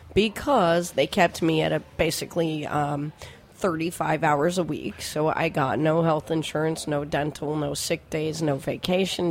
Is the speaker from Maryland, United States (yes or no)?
yes; Silver Spring, Maryland, United States; also born or lived in Lower East Side, New York City; now in New York City, United States; I was born and raised in Silver Spring, Maryland